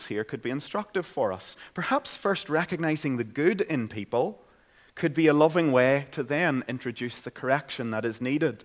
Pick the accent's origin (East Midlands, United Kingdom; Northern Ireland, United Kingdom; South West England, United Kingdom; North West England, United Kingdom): Northern Ireland, United Kingdom; Caledon; I grew up in Caledon, County Tyrone